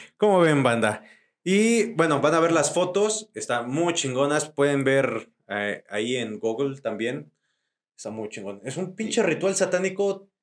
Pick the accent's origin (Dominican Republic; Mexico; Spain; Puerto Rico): Mexico; Tlaxcala; yo soy de allá, soy de Tlaxcala